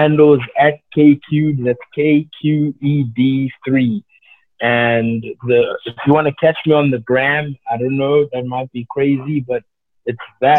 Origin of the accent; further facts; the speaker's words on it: London, United Kingdom; Yeah, I'm a Londoner.